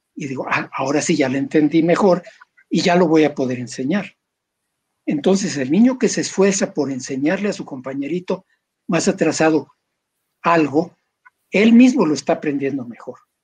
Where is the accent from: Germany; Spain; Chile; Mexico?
Mexico